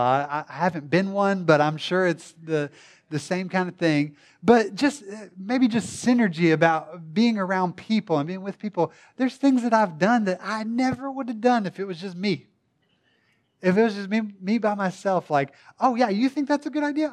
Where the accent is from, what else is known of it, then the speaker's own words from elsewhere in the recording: Tishomingo, Oklahoma, United States; also born or lived in Durant, Oklahoma; I'm from Durant, not a big city necessarily. Tishomingo, if you wanna get really specific